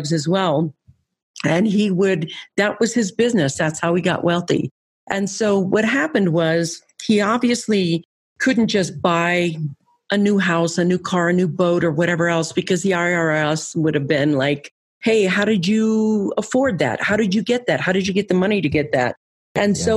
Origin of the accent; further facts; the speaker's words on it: San Francisco, California, United States; I grew up in California. I lived in San Francisco